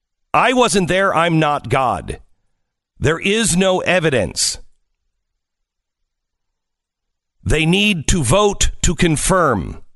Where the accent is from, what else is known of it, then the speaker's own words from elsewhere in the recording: Seattle, Washington, United States; I grew up in the Seattle area.